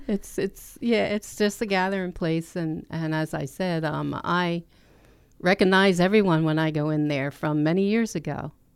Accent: Lindenwold, New Jersey, United States; now in Glassboro, United States; I grew up in Lindenwald, which is, um, in Camden County

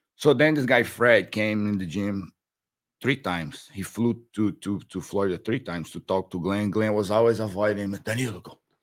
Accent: Brazil; born or raised there; English is a second language; moved away as an adult; now in United States

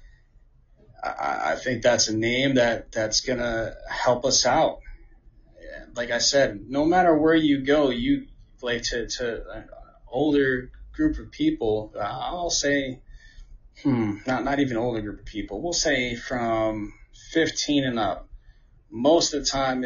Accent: New Jersey, United States; growing up in Jersey, we had the New Jersey Devil.

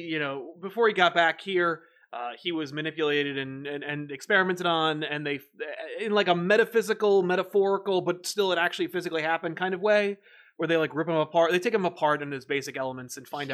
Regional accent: United Kingdom; Kind of looking forward to some British heroes as a Brit myself.

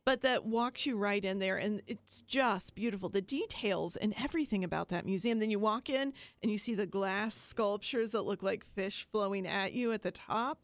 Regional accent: Appalachian Ohio, United States; I'm from Appalachia, Ohio. As south as you can get in Ohio, in fact.

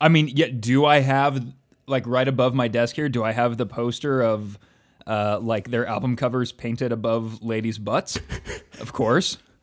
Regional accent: United States; we as young American men of a certain background

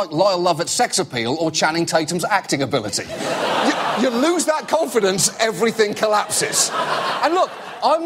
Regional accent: United Kingdom; I'm British

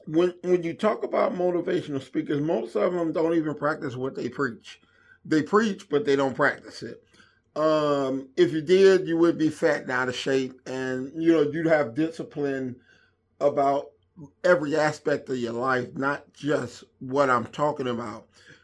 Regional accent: Inglewood, California, United States; I had a hard time, you know, running with gangs and going in and out of jail and growing up in Inglewood.

